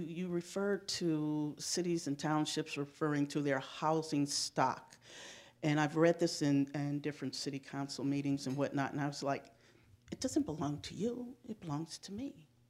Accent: Shaker Heights, Ohio, United States; also born or lived in Cleveland, Ohio; I'm a resident of Shaker Heights. I grew up in Shaker

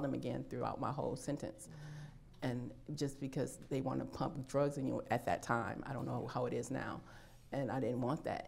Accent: Illinois, United States; moved away as an adult; I am from Illinois. I decided to stay here after I was released.

